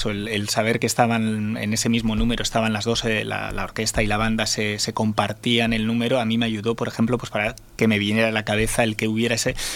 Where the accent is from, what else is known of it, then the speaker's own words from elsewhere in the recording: Basque Country, Spain; ya que yo soy vasco y vengo de ahí